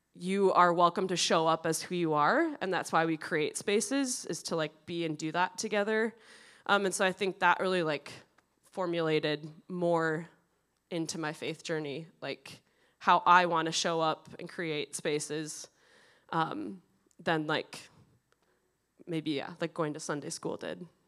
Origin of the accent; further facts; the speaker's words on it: Prescott, Wisconsin, United States; now in Edina, United States; I grew up in Prescott, Wisconsin.